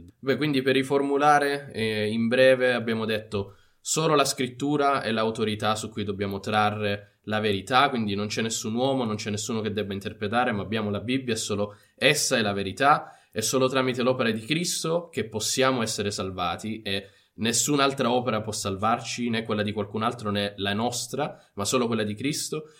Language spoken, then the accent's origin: Italian; Italy; crescendo in Italia abbiamo la Chiesa cattolica che è ovunque e quindi anche a scuola